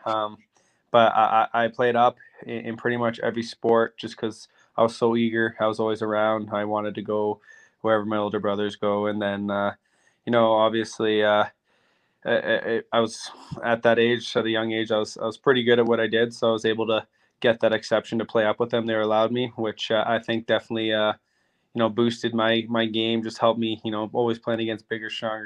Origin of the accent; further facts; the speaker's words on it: Roblin, Manitoba, Canada; also born or lived in Yorkton, Saskatchewan; I was born in York in Saskatchewan, but I grew up in a tiny town called Roblin, and it's in Manitoba.